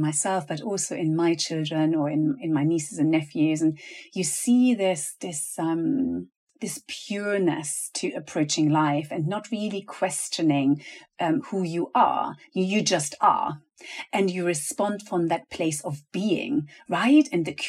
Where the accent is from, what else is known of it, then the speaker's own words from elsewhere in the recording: Venezuela; also born or lived in Germany; And I remember that moment of moving with my family from Germany to Venezuela. My parents are teachers